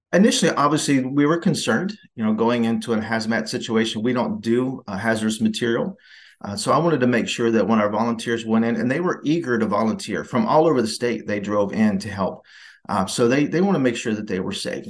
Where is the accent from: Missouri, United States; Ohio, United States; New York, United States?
Ohio, United States; I grew up in Ohio